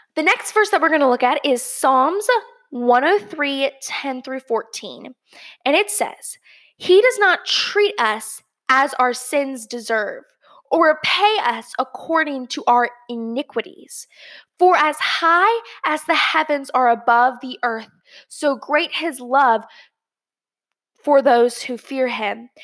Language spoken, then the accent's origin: English; Georgia, United States; my hometown, Georgia, uh, or home state, Georgia